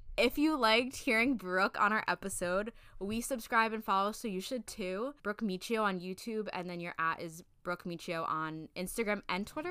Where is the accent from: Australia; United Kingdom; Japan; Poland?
United Kingdom; I'm British